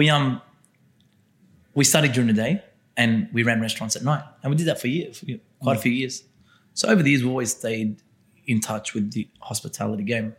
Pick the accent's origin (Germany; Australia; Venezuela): Australia; Castle Hill, New South Wales; being born and raised in Castle Hill